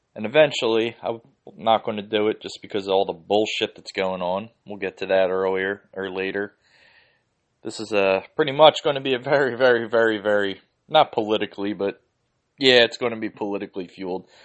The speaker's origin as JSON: {"language": "English", "town": "Philadelphia", "region": "Pennsylvania", "country": "United States", "tie": "born or raised there", "said": "I grew up in the Holmesburg section in Northeast Philly."}